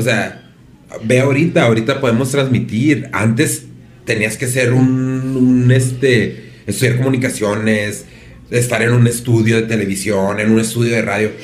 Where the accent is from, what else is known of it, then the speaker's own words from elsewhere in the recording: Mexico; como mexicanos